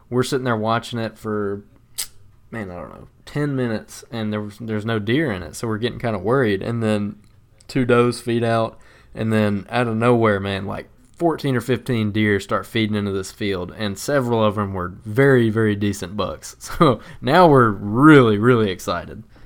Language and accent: English; the South, United States; growing up in the South